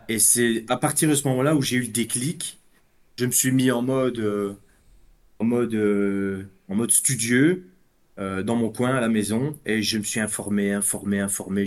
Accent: Belgium; Je suis de Belgique, moi

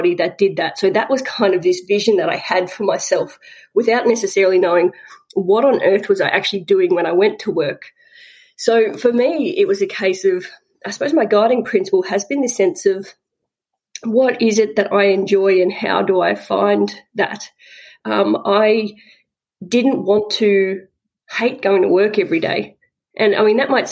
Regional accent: Southwest Victoria, Australia; I grew up in Southwest Victoria, little country town

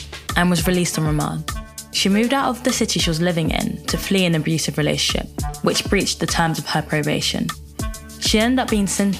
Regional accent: London, United Kingdom; Growing up in London

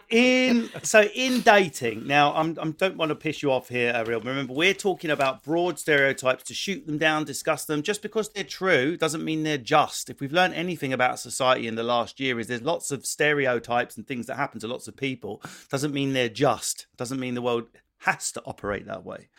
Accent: Essex, East of England, United Kingdom; someone like me born in Essex

